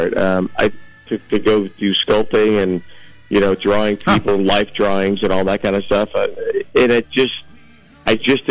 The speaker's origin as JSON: {"language": "English", "town": "Los Angeles", "region": "California", "country": "United States", "tie": "born or raised there", "said": "Right here in Los Angeles, born and raised"}